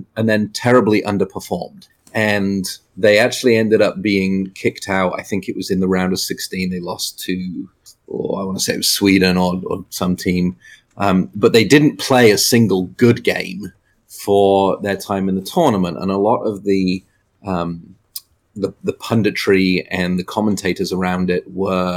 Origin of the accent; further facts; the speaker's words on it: England, United Kingdom; moved away; even as an English person